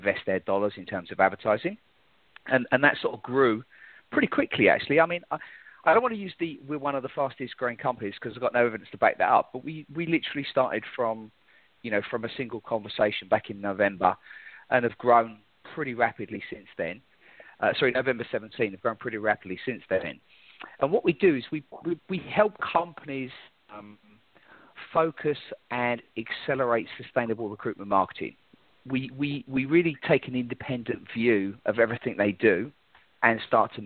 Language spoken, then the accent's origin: English; London, United Kingdom; moved away as an adult; now in United States; I'm originally from London, England